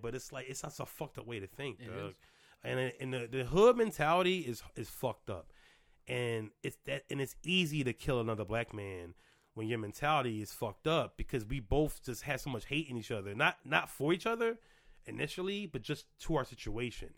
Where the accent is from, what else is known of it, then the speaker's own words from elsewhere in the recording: Philadelphia, Pennsylvania, United States; moved away; I grew up in the projects literally one, two, three, four, five, six blocks from LaSalle University